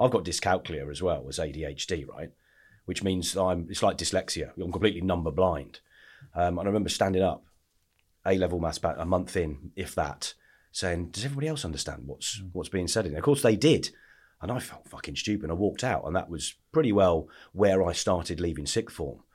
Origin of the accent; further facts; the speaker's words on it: Lichfield, West Midlands, United Kingdom; also born or lived in Essex; Where I grew up. I grew up in the Midlands.